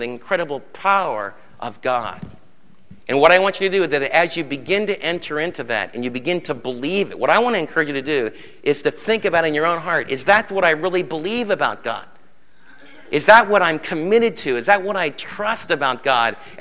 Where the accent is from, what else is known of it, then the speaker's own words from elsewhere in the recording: United States; I'm an American